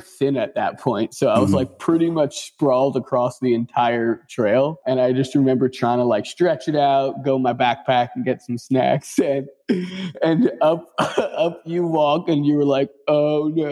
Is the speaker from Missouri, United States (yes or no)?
no; New Jersey, United States; moved away as an adult; also born or lived in Hawaii / California; now in Philadelphia, United States; I grew up in New Jersey